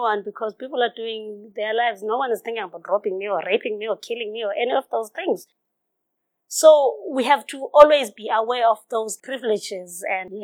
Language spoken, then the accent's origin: English; Fuleni, KwaZulu-Natal, South Africa; moved away; I grew up in Fuleni